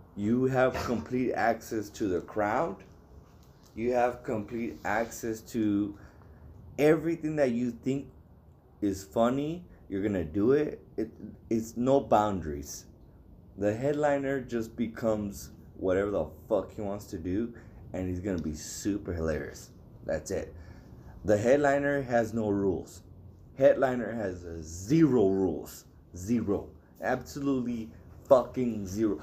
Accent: El Paso, Texas, United States; I'm from El Paso.

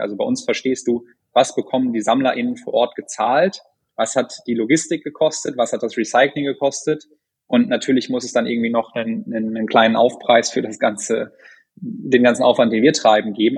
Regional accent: North Rhine-Westphalia, Germany; moved away; ich bin in Ostwestfalen aufgewachsen

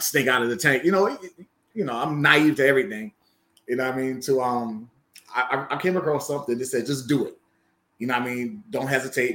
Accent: New York City, New York, United States; I grew up in Bronx, New York

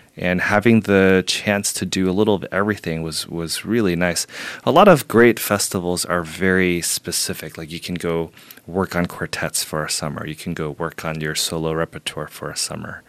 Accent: Houston, Texas, United States; moved away as an adult; also born or lived in Beijing, China; now in New York, United States; I grew up in Houston

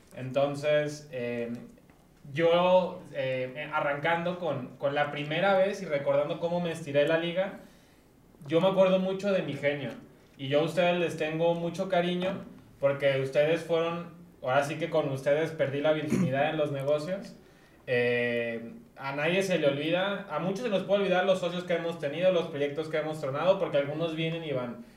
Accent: Guadalajara, Jalisco, Mexico; soy un chavo tapatío, 27 años

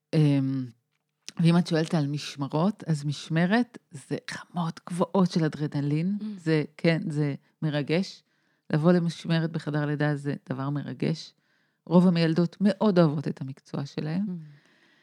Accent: Tel Aviv, Tel Aviv District, Israel; אני תל אביבית

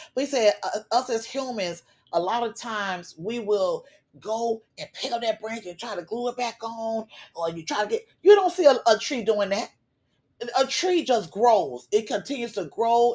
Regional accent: Florida, United States; a Florida girl who has been growing up in Florida in a hurricane state all my life

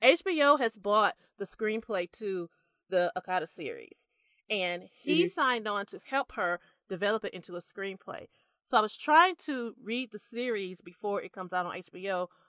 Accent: United States; I could be wrong because I'm very American.

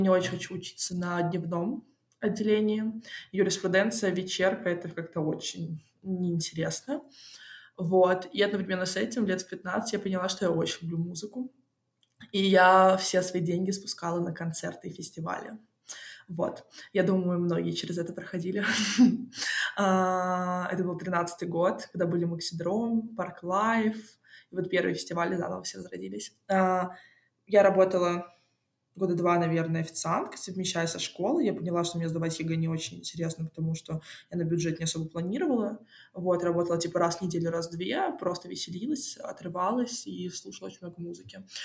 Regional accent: Moscow, Russia; я родилась в Москве

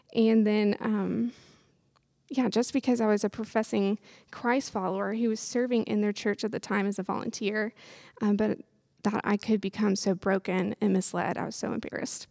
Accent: Lexington, Kentucky, United States; I'm from Lexington, Kentucky, born and raised

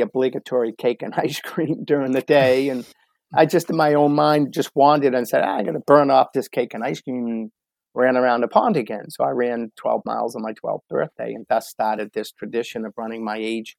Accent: Boston, Massachusetts, United States; growing up in the Boston area, it's a very sports oriented community

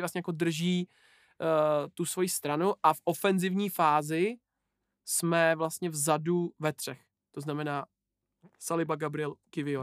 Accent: Czechia; Jsme Češi

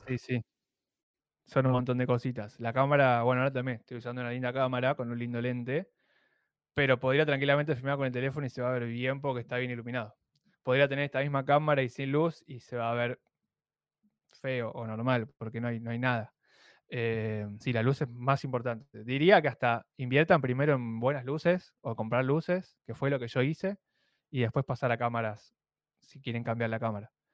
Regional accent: Argentina; Sí, soy de Argentina.

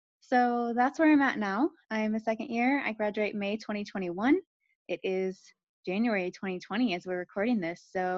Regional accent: Akron, Ohio, United States; moved away as an adult; I grew up in Akron, Ohio. I went to undergrad at the University of Akron.

